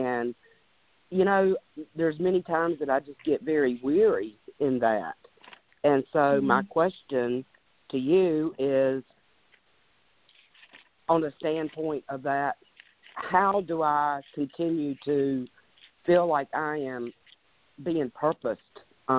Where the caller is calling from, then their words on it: North Carolina, United States; I'm calling from North Carolina.